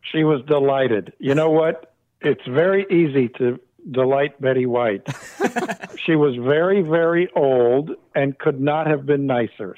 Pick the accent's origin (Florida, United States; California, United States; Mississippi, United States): California, United States; Arcadia; I grew up in Arcadia, about oh 25 miles from there